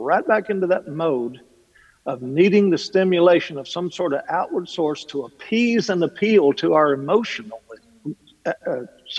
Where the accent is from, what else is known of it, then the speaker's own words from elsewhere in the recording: Kentucky, United States; I'm from Kentucky. I come from a long line of talkers